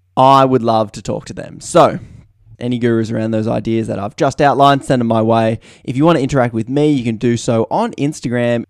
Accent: Australia; I'm Australian here

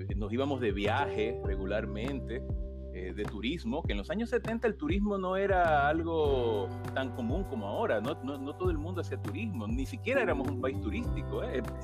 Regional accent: Santo Domingo, Dominican Republic; yo soy caribeño

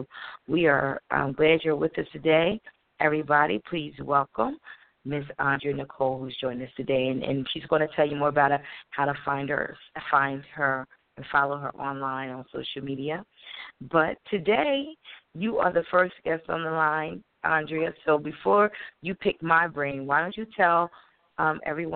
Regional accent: Wilmington, Delaware, United States; I'm from Wilmington, Delaware.

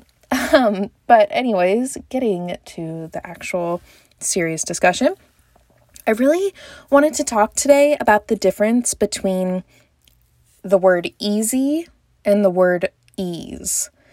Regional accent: Texas, United States; I'm from Texas

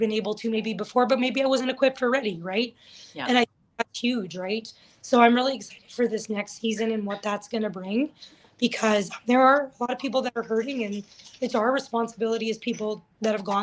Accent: Thorhild, Alberta, Canada; also born or lived in Lakeland area, Alberta; I live in Thorhild. That's where my home is, my hometown.

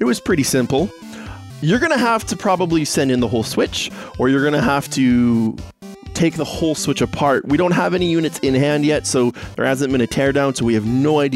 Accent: Canada; I am Canadian myself

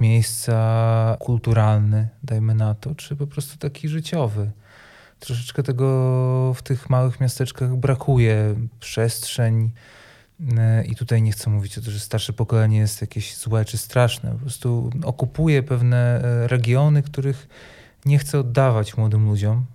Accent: Sejny, Podlaskie Voivodeship, Poland; now in Białystok, Poland; pochodzę z małego miasteczka, które nazywa się Sejny, z którego też wyjechałem

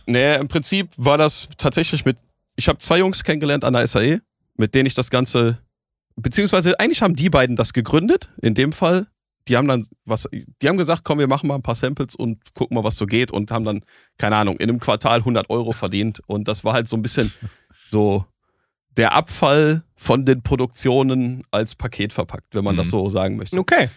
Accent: Essen, North Rhine-Westphalia, Germany; ich komme aus Essen.

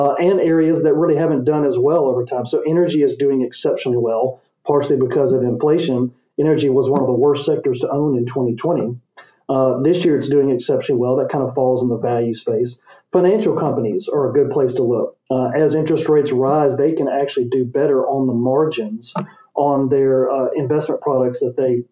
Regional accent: Memphis, Tennessee, United States; here in my hometown of Memphis

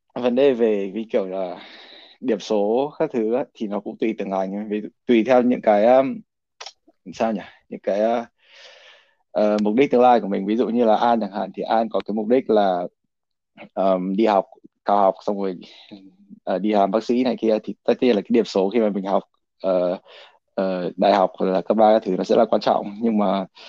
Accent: Vietnam; now in United States; mình là người Việt Nam

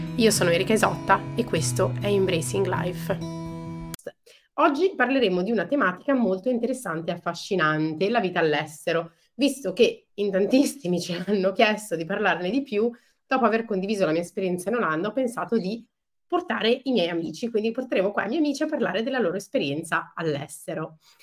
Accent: Milan, Lombardy, Italy; now in Netherlands; io essendo cresciuta a Milano

